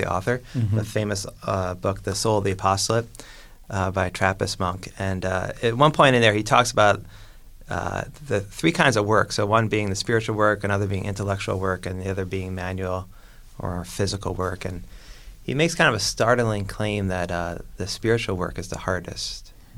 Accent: New York, United States; now in Chicago, United States; I'm from New York

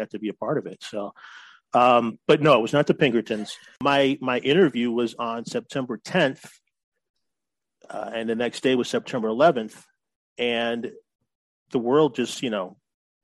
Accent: Oak Park, Illinois, United States; moved away as an adult; also born or lived in Chicago, Illinois / California; now in San Diego, United States; I grew up in Oak Park

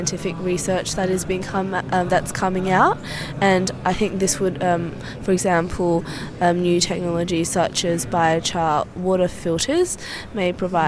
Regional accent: Vietnam; now in Australia; my home country of Vietnam

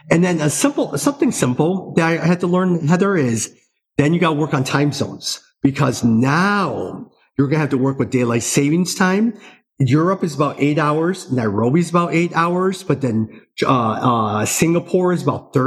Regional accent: United States; As an American

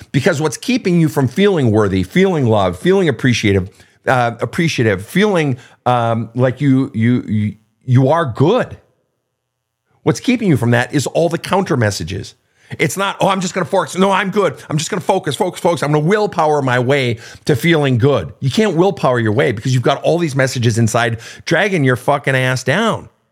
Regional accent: Minnesota, United States; I grew up in Minnesota

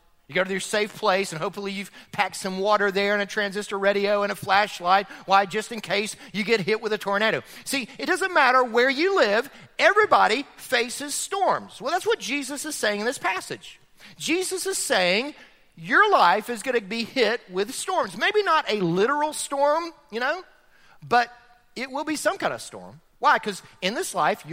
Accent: Florida, United States; now in Chattanooga, United States; I grew up in Florida

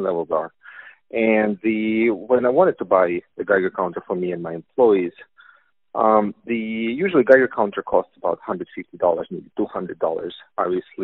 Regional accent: Russia; accent: Russian; English is a second language; as you can tell from my Russian accent

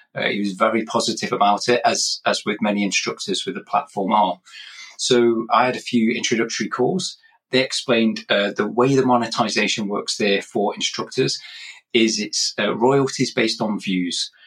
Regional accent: England, United Kingdom; moved away; I'm originally from England myself, hence this accent, uh, but I've moved around a bit

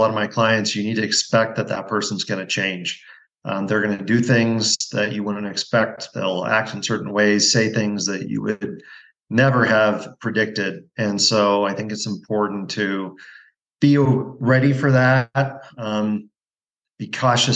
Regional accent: Pacific Northwest, United States; moved away as an adult; also born or lived in Montana / Pennsylvania / New Jersey / Spokane, Washington; now in Bend, United States; I grew up in the Pacific Northwest, went to undergrad at Gonzaga

